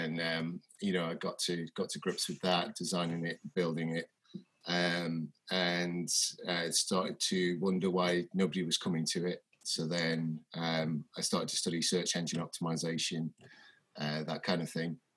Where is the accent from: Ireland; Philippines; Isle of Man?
Isle of Man; Onchan; I grew up in Onchan.